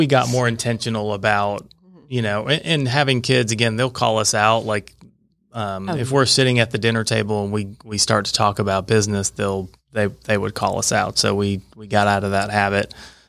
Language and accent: English; Roswell, United States; I grew up in Roswell.